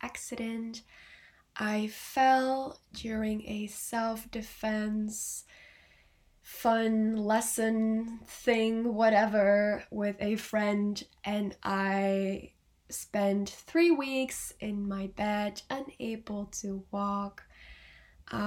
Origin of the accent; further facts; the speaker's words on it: Belgium; I am 19 years old and I am from Belgium